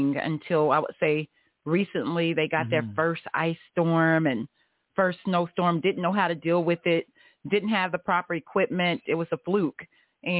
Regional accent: Tulsa, Oklahoma, United States; moved away as an adult; also born or lived in Alabama; I am from Tulsa, Oklahoma, born and raised, North Tulsa.

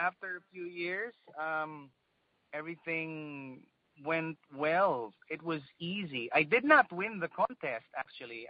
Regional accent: Philippines

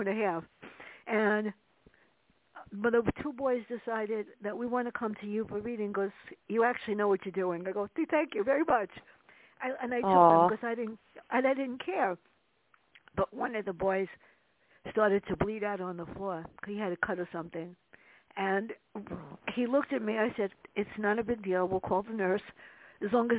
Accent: New York City, New York, United States; growing up in the South Bronx, being tortured by my sister

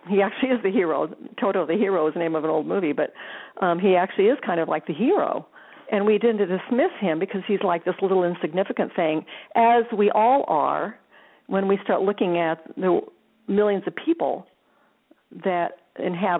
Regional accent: Des Moines, Iowa, United States; growing up in Iowa, lived, born and raised in Des Moines.

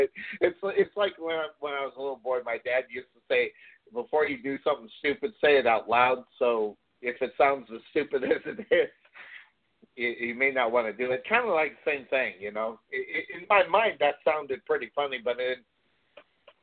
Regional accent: Phoenix, Arizona, United States; I'm from Phoenix, Arizona, in the area

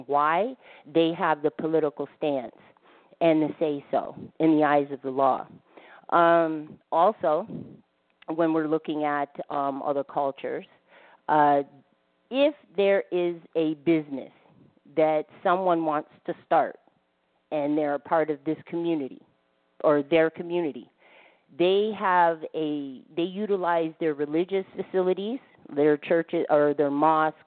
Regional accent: United States; now in Canada; I was born here in America, eight generations

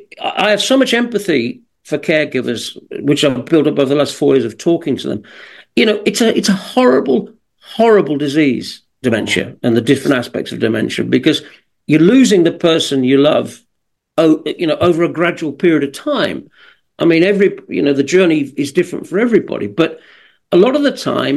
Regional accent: West Midlands, United Kingdom; accent: Birmingham; But I grew up kind of 20 miles and have that strong a Birmingham accent.

